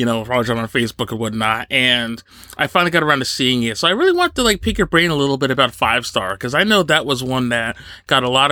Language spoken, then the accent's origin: English; Northeast New Jersey, United States; I grew up in Northeast New Jersey